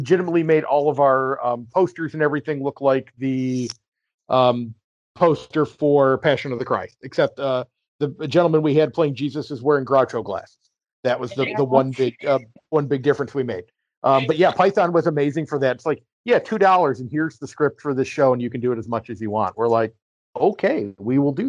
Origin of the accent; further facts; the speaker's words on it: New York, United States; moved away; I'm a New York guy because I'm from New York originally